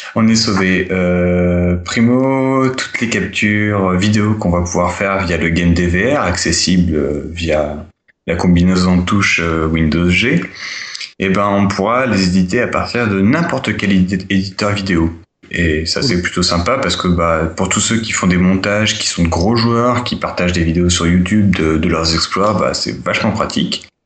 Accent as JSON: {"language": "French", "country": "France", "said": "chez nous, en France"}